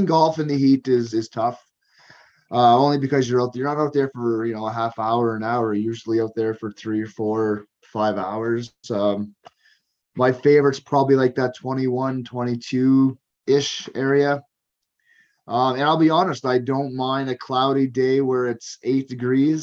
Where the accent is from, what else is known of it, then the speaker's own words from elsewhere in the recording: Cape Breton, Nova Scotia, Canada; moved away as an adult; now in Alberta, Canada; I grew up in Cape Breton, Nova Scotia, in a small community.